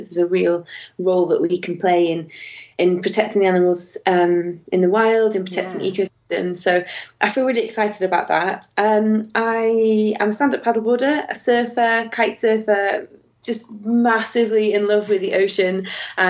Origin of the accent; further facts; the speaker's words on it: Warrington, North West England, United Kingdom; moved away as an adult; I grew up in Warrington, which is directly between Manchester and Liverpool.